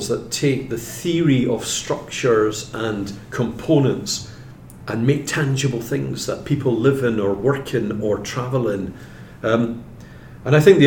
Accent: Scotland, United Kingdom; I'm from Scotland

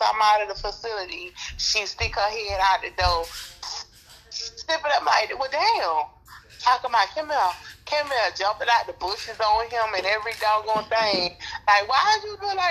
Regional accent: Miami, Florida, United States; growing up in Miami

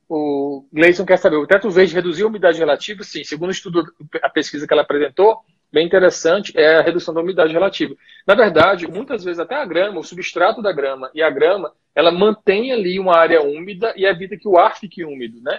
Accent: Piauí, Brazil; moved away as an adult; now in Brasília, Brazil; bom piauiense e vizinho de cearense

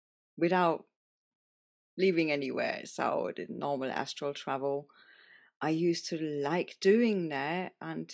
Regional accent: Germany; now in Spain; I was born in Germany in a tiny, tiny, tiny village in the middle of nowhere, surrounded by forest.

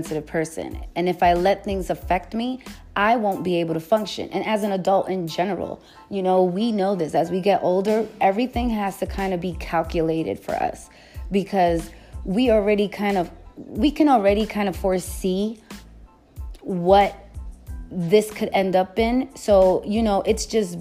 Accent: New York City, New York, United States; I'm from the Bronx.

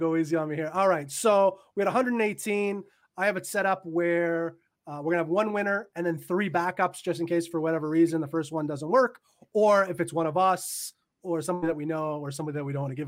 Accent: Canada; I am Canadian. And as a Canadian

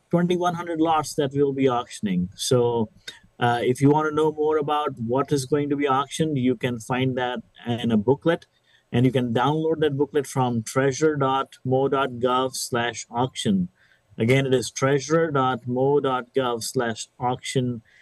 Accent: Cape Girardeau, Missouri, United States; I am from Southeast Missouri, from Cape Girardeau, where I call it my home.

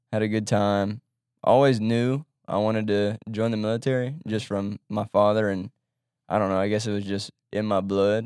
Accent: Baton Rouge, Louisiana, United States; also born or lived in Monroe, Louisiana; from Baton Rouge, grew up in Baton Rouge

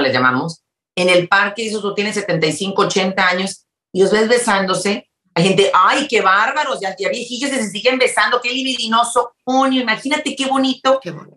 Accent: Mexico; now in Houston, United States; yo soy mexicana

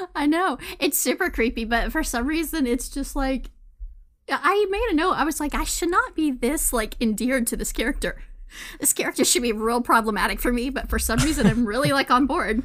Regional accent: Texas, United States; Texas is definitely right up there, my home state, that I have lived all my life

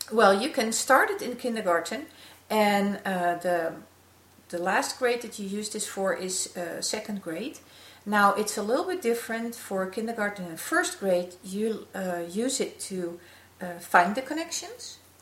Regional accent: Netherlands; we are from the Netherlands

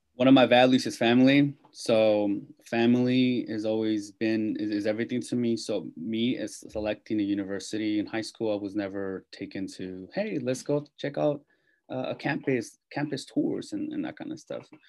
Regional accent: Salinas, California, United States; moved away as an adult; now in Bay Area, United States; I'm born and raised in Salinas, California, which is in Monterey County, uh, Central Coast

